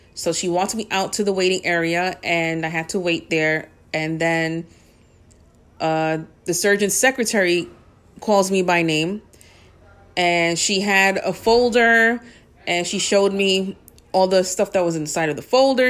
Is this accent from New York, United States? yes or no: yes; New York City, New York, United States; Born and raised in the Bronx